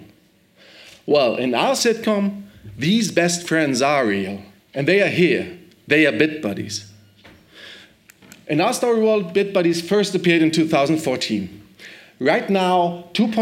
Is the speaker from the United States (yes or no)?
no; Germany; I'm from Germany, from Movietel